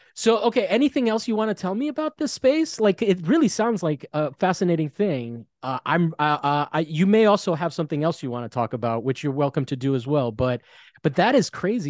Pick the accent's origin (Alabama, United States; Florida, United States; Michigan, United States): Florida, United States; now in Los Angeles, United States; I'm from Florida, so it's all flat there